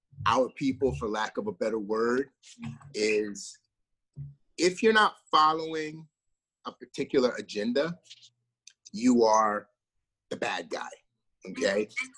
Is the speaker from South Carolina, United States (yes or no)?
yes; South Carolina, United States; also born or lived in New York; And, you know, I remember growing up in South Carolina, it was different. I lived in the South, but I also grew up in the North too.